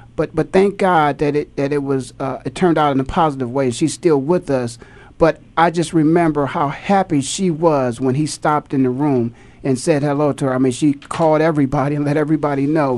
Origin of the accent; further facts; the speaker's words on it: Canton, Ohio, United States; born and raised in Canton, Ohio.